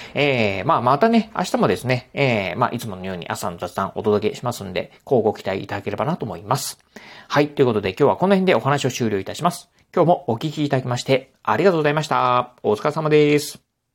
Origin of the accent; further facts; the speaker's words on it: Kochi, Japan; now in Kurashiki, Japan; 子供の頃はね、あの、高知に住んでたんですけど